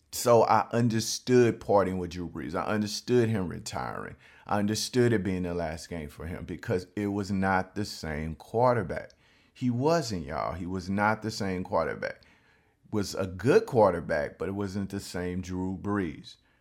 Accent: Baton Rouge, Louisiana, United States; I'm from Baton Rouge, Louisiana

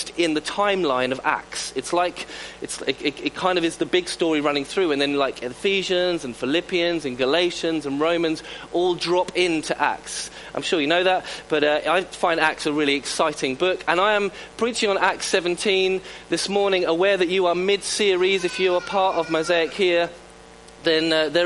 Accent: South Coast, South East England, United Kingdom; born and bred on the South Coast, as am

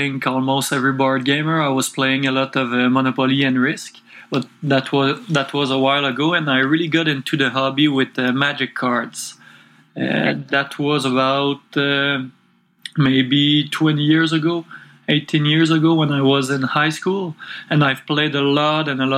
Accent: Quebec City, Quebec, Canada; English is a second language; I'm from Quebec City, which is close to Montreal, and I was born here and grew up here all my life, and still living here.

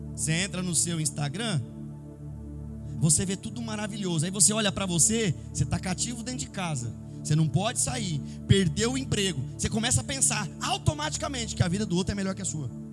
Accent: São Paulo, Brazil; eu como paulista que sou

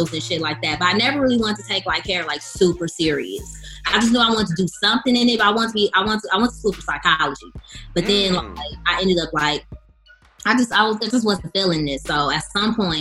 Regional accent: Inland Empire, California, United States; also born or lived in Los Angeles, California / Rancho Cucamonga, California / Texas; because I'm from the IE.

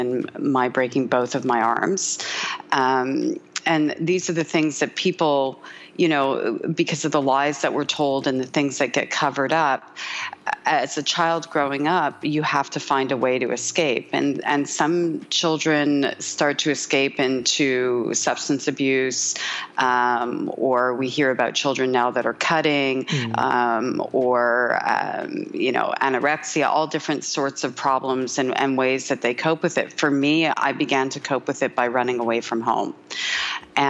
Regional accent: Montreal, Quebec, Canada; moved away; The first thing I ever did was actually a radio show back in my hometown of Montreal.

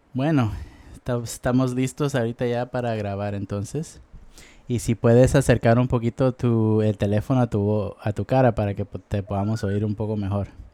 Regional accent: Guatemala; now in United States; Yo soy de Guatemala, pero normalmente he vivido en los Estados Unidos

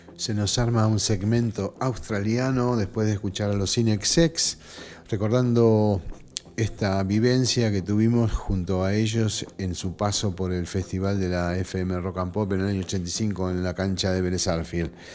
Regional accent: Buenos Aires, Argentina; yo nací en Liniers

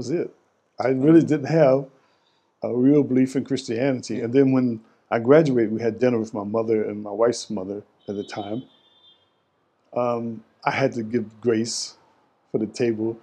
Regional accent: Goldsboro, North Carolina, United States; also born or lived in Durham, North Carolina; my hometown of Goldsboro, North Carolina

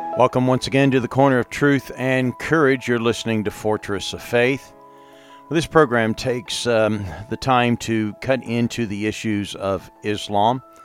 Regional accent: England, United Kingdom; moved away; now I grew up in England as well

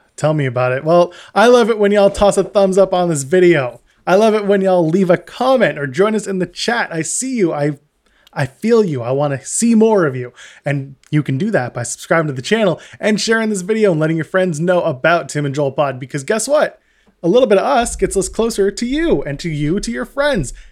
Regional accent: Canada; we are Canadian

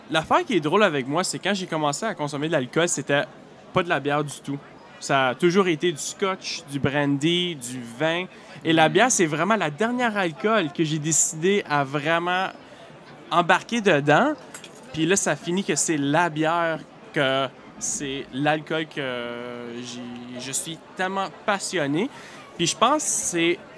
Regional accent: Northern Ontario, Canada; accent: Franco-Ontarian; moved away as an adult; now in Quebec City, Canada; moi, je suis pas original de la Gaspésie, comme plusieurs y pensent, simplement parce que je représente les caribou, mais moi, je suis originaire du nord de l'Ontario.

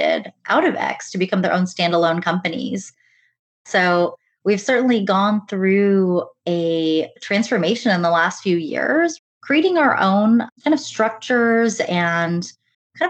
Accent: United States; growing up as first generation in the US, my parents are Indian and immigrated actually from Tanzania

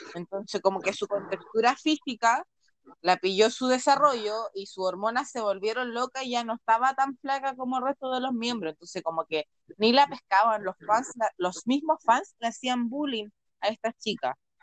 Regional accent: Chile; nací en Chile

